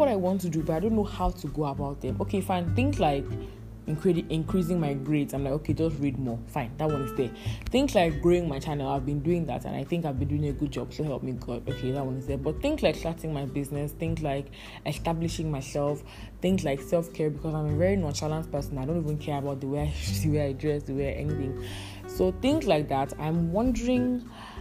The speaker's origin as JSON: {"language": "English", "town": "Calabar", "region": "Cross River", "country": "Nigeria", "accent": "Calabar", "said": "my Calabar accent"}